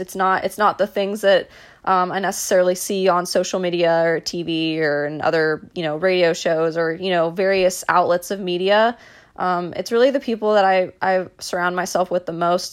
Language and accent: English; Dallas, Texas, United States; I was born and raised in Dallas, Texas